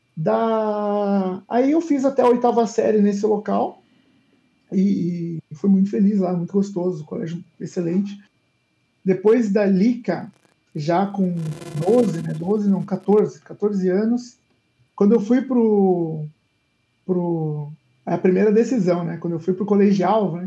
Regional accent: São José dos Campos, São Paulo, Brazil; also born or lived in England; eu nasci em São Paulo, é, uhum. ali é, é até os quatro anos de idade, depois eu fui para São José dos Campos e fiquei boa parte da minha vida lá.

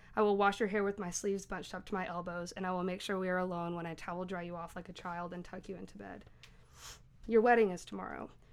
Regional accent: Knoxville, Tennessee, United States; I'm from Knoxville

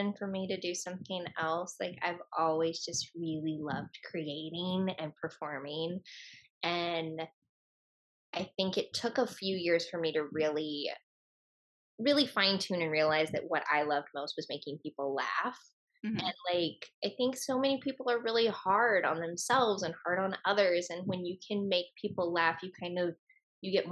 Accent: Virginia, United States; moved away; also born or lived in New York; we are both from Virginia and from the Southeast

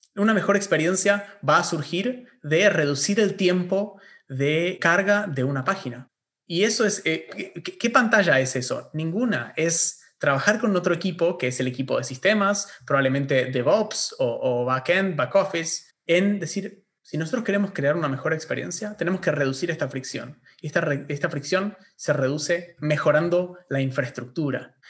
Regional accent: Argentina; acá en Argentina, donde tenemos universidad gratuita

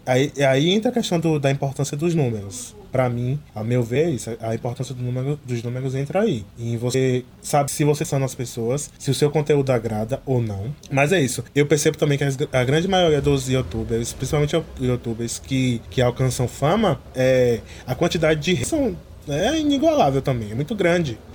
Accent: interior of Bahia, Brazil; Eu sou do interior da Bahia

